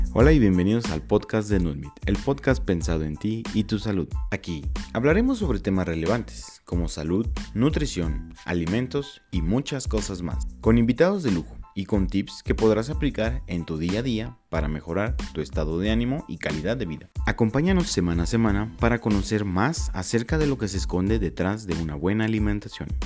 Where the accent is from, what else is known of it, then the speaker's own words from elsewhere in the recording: Mexico; nosotros como mexicanos